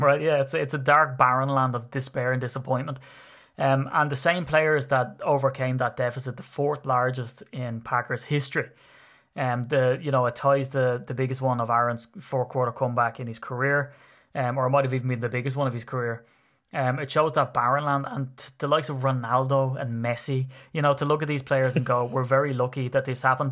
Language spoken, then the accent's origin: English; Ireland; being persecuted for being Irish